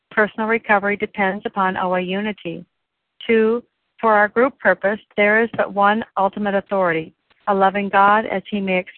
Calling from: Washington, United States; I'm calling in from Washington State this morning.

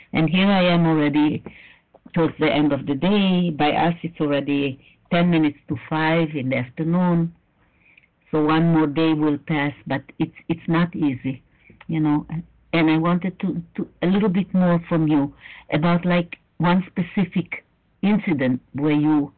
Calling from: Israel; I'm calling from Israel, and all my children are in the States

